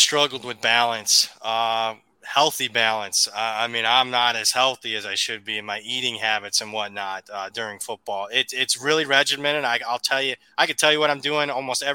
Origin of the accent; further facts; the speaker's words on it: Big Ten country, Midwest, United States; moved away; I grew up in Big Ten country